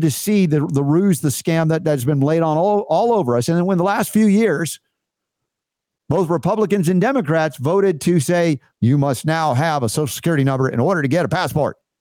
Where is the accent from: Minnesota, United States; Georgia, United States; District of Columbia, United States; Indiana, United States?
Georgia, United States; Atlanta; I grew up in Atlanta